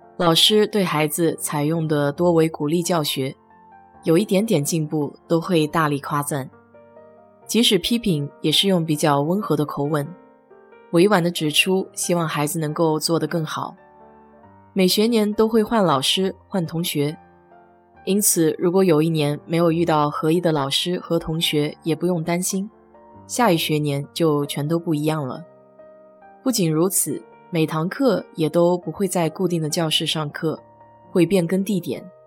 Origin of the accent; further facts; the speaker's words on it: China; now in Houston, United States; 我们中国人